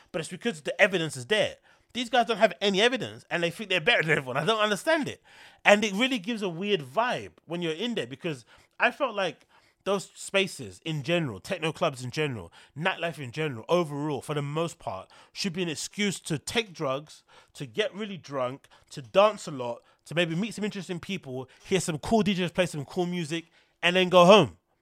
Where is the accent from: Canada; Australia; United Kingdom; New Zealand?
United Kingdom; London; being a Londoner